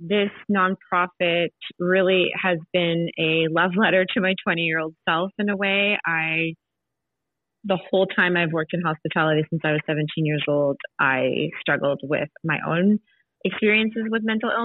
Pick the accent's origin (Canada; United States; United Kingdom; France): Canada; I'm born and raised in Canada, my parents are from Chile